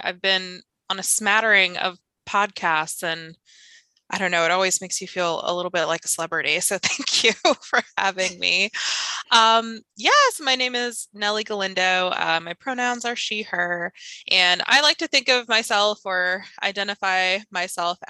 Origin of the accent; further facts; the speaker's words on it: Phoenix, Arizona, United States; I went to public school in Arizona. I grew up in Phoenix